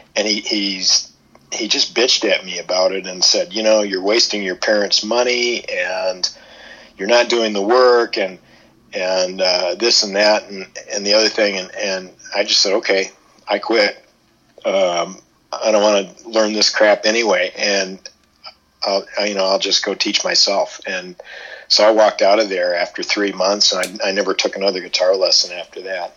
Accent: Ann Arbor, Michigan, United States; I grew up in Ann Arbor

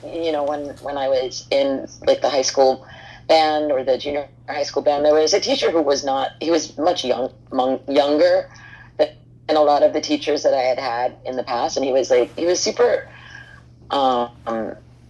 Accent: Hoboken, New Jersey, United States; I grew up in Hoboken in New Jersey

